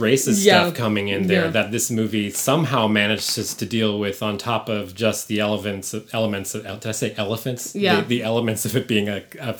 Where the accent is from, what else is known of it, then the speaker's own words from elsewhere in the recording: San Francisco, California, United States; I'm from San Francisco and I grew up there